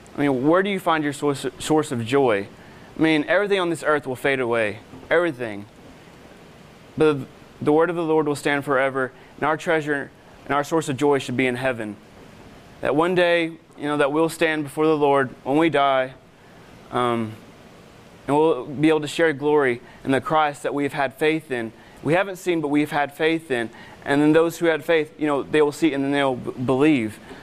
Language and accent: English; Arkansas, United States; I'm from Arkansas